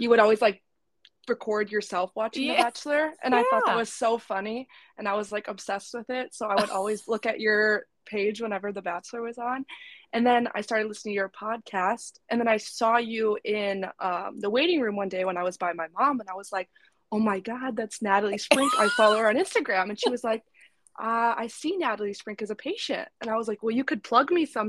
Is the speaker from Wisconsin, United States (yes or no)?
yes; Northern Wisconsin, United States; also born or lived in Upper Peninsula, Michigan; now in Madison, United States; I'm from Northern Wisconsin